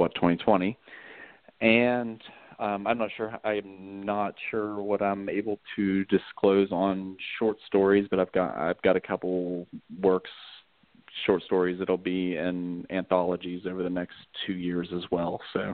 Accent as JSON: {"language": "English", "region": "West Virginia", "country": "United States", "also_born_or_lived": "Pennsylvania", "said": "I mean, my wife is originally from Poland. I'm originally from West Virginia. But we've lived up north. We've lived in Virginia. We've lived in Pennsylvania. We've moved around"}